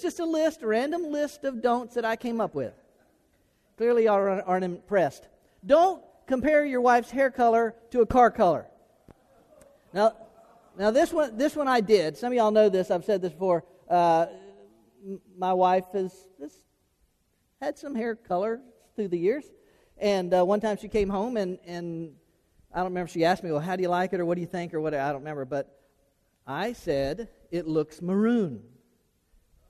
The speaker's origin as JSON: {"language": "English", "region": "Florida", "country": "United States", "tie": "born or raised there", "said": "growing up in Florida."}